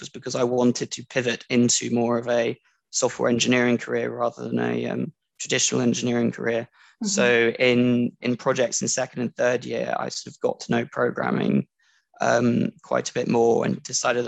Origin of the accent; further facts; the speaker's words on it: France; moved away as an adult; also born or lived in London, United Kingdom / Durham, United Kingdom; I was born in London, but grew up and was schooled in France up until going to university